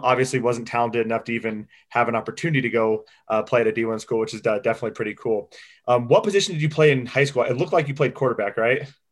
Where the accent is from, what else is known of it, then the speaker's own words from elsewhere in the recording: Newton, Iowa, United States; I'm from Newton.